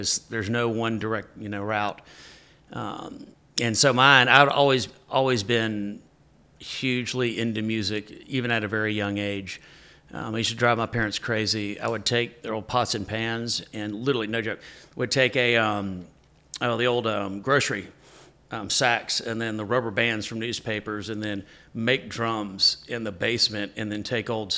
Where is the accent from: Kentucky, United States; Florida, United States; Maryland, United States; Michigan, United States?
Kentucky, United States; Lexington; moved away as an adult; also born or lived in Nashville, Tennessee / Texas; I'm from Kentucky, Lexington, Kentucky